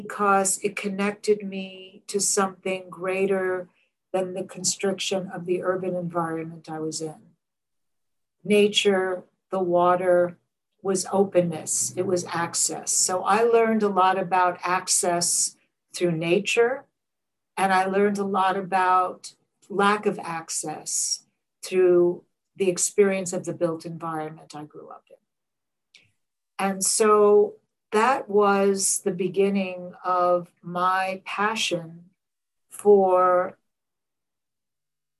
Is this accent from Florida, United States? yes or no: no; New York City, New York, United States; I grew up in Coney Island, Brooklyn, in the NYCHA housing, which is New York City Housing Authority, public housing.